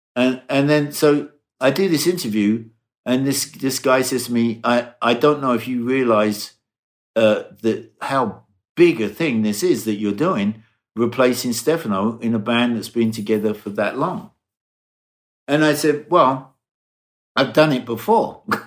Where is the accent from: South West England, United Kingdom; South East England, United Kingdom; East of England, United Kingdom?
South East England, United Kingdom; Brighton; moved away; in Brighton, in my hometown in England